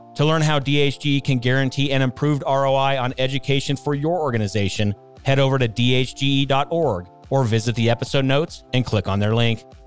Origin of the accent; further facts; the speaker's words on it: West Coast, United States; now in Colorado, United States; I grew up on the West Coast